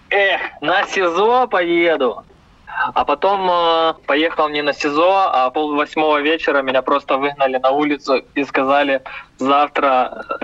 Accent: Ukraine; Ну, знаете, мне, наверное, будет казаться то, что я украинец

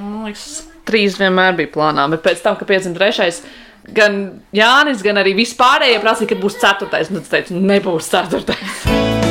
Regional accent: Riga, Latvia; es esmu rīdziniece un uh, praktiski visu mūžu, ņemot vienu gadu, esmu dzīvojusi arī tieši imantā

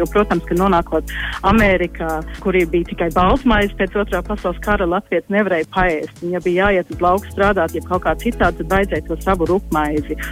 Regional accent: Australia; latvieši uzaugot Austrālijā

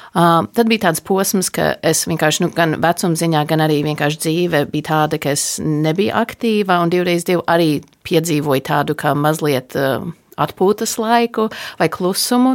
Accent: United States; Es esmu dzimusi un augusi ASV

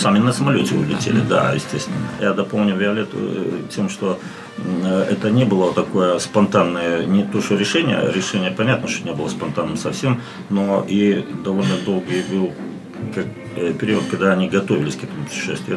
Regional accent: Daugavpils, Latgale, Latvia; also born or lived in Riga, Latvia / Saint Petersburg, Russia; сам я ну, вырос в Даугупилсе

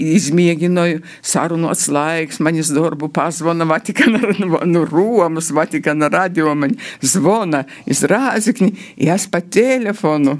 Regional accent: Latgale, Latvia; accent: Latgalian; mēs runājam latgaliski.

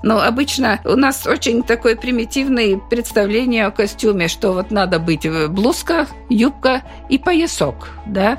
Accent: Latvia; я приехала из Латвии и показываю свою латышскую культуру

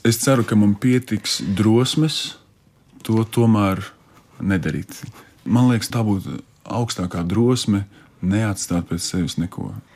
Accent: Alūksne, Alūksne Municipality, Latvia; moved away; uz manu dzimto pusi, uz alūksni, ciemos pie vecmāmas

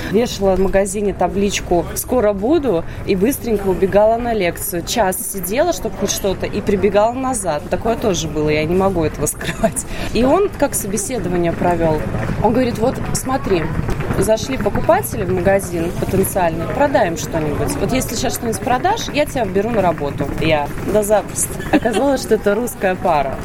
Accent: Riga, Latvia; moved away as an adult; also born or lived in Germany; now in Vienna, Austria; Я же из Латвии

